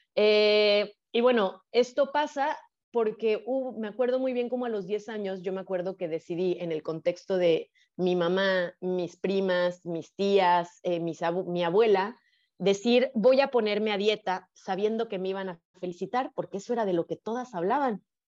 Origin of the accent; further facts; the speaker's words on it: Guadalajara, Jalisco, Mexico; moved away as an adult; also born or lived in Playa del Carmen; yo nací en Guadalajara, Jalisco, eh, en una familia privilegiada económicamente